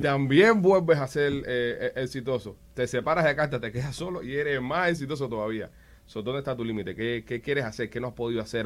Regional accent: Cuba; moved away; yo de niño en Cuba

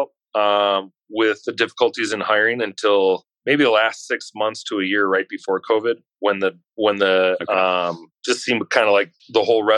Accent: Wisconsin, United States; I'm from Wisconsin

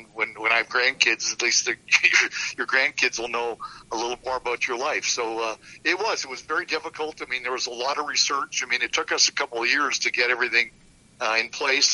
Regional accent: Saskatoon, Saskatchewan, Canada; now in St. Louis, United States; we were going to be moving to Saskatoon, which, of course, is my hometown

